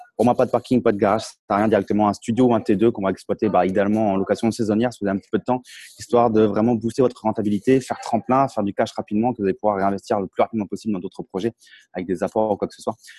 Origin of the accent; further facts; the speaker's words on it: Champagne, Grand Est, France; moved away as an adult; now in Tallinn, Estonia; moi, j'ai grandi en Champagne